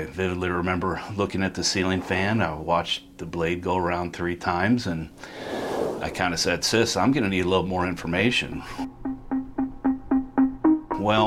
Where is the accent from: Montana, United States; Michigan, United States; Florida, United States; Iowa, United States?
Iowa, United States; Council Bluffs; born or raised there